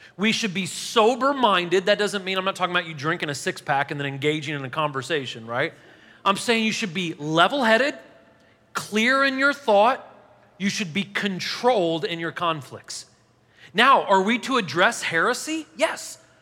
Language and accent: English; Nashville, Tennessee, United States